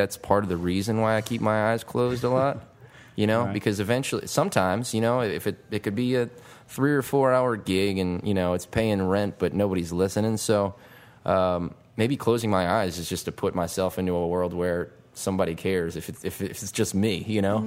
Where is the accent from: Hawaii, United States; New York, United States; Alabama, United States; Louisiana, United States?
Louisiana, United States; Metairie; I grew up in Metairie